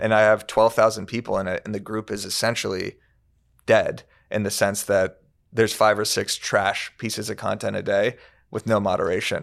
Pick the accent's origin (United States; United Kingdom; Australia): United States; Tucson, Arizona; now in Los Angeles, United States; I'm from Tucson, Arizona